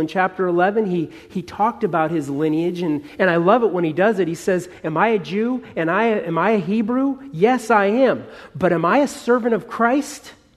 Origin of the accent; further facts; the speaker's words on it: Southern California, United States; Dan and I, we're from Southern California. We know something about fires. You know, we have fires every few years here